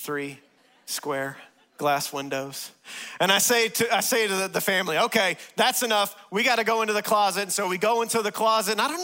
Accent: West Texas, United States; moved away; I grew up in West Texas, and I'm used to tornadoes

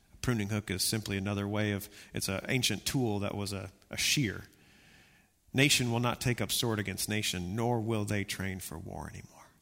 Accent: Texas, United States; I'm from Texas.

